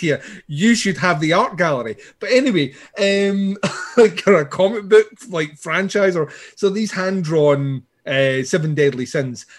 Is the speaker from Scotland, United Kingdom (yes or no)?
yes; Scotland, United Kingdom; I'm Scottish